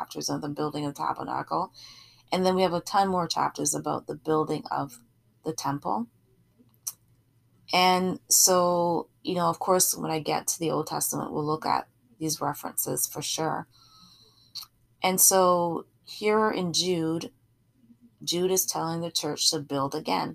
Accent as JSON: {"language": "English", "country": "Barbados", "moved": "yes", "lives_now": "Canada", "said": "I'm from Barbados originally, and I have a lot of family throughout the Caribbean."}